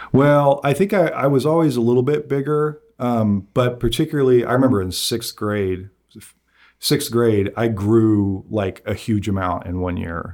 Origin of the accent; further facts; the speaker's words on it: Nickerson, Kansas, United States; also born or lived in Wickenburg, Arizona; for all of my, uh, years in childhood, I, I grew up in Nickerson.